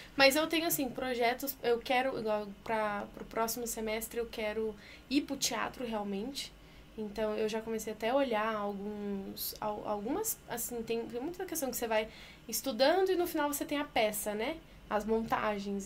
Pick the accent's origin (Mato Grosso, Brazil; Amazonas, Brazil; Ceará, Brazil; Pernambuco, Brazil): Mato Grosso, Brazil; Sinop; moved away as an adult; also born or lived in Belo Horizonte; now in São Paulo, Brazil; eu sou de Sinop, interior do Mato Grosso